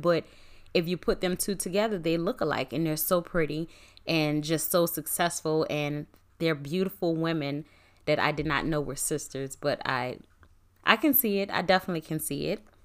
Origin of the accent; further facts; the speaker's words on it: New Orleans, Louisiana, United States; I'm from Nola